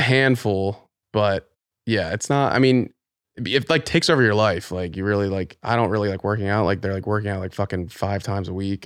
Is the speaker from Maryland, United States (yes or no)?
yes; Pikesville, Maryland, United States; moved away; also born or lived in New York City; originally from Baltimore, Maryland